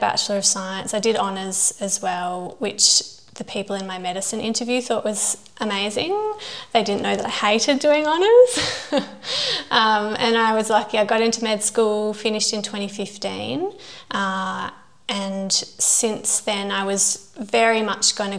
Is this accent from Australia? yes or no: yes; Perth, Western Australia, Australia; I grew up here in Perth